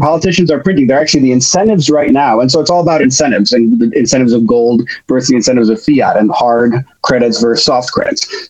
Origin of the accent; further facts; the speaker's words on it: Chicago, Illinois, United States; now in New York City, United States; I grew up in Chicago